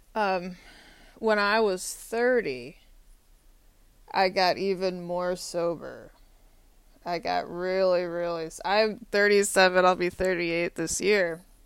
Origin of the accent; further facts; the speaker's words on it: Austin, Texas, United States; now in Arlington, Virginia, United States; Austin, Texas is my hometown. My high school is about 10 minutes from UT Austin